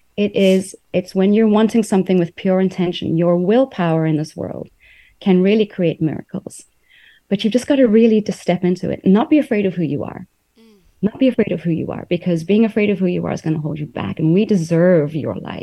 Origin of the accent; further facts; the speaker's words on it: South Africa; also born or lived in New York, United States / Taiwan; now in United States; I grew up in South Africa, was in New York. Then I went to Taiwan.